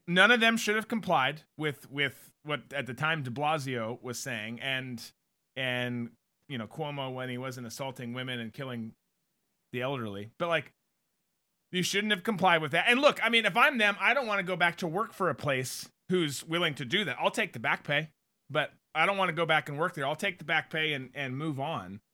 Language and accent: English; United States; as American citizens